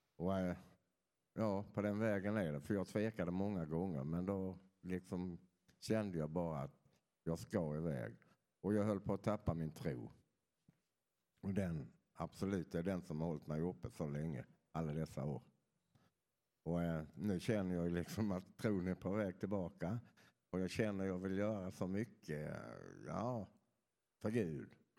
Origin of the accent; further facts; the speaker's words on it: Skåne, Sweden; moved away; Jag kommer från Skåne så ni får förlåta att jag inte har den där dialekten som är så lätt att förstå.